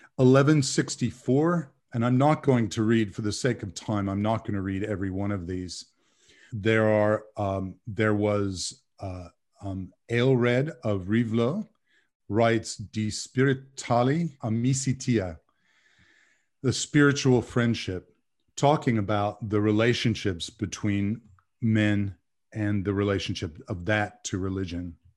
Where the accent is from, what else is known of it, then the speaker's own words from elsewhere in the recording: Bay Area, California, United States; moved away as an adult; also born or lived in San Diego; now in North Carolina, United States; I grew up in the Bay Area of California